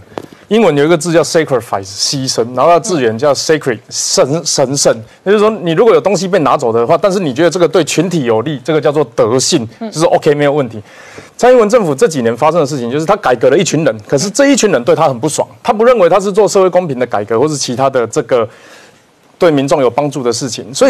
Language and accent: Chinese; Kaohsiung, Taiwan; 所以在这一整个过程里面，我们我们高雄人其实哈，人在做事情的时候，他经过三个阶段，要决策、逻辑跟执行。嗯，我们会做这个决策，是因为我们爱高雄的心。